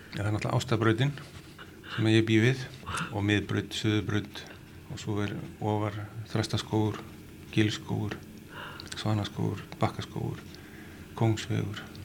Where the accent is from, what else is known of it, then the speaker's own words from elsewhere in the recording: Reykjavík, Capital Region, Iceland; Við erum alltaf úr Reykjavík